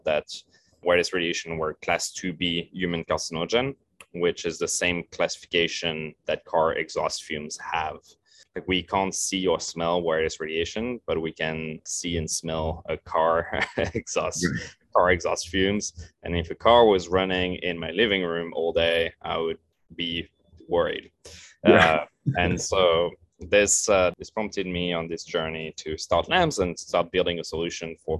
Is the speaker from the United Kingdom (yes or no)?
no; France; moved away as an adult; also born or lived in Paris; now in Santa Monica, United States; growing up in France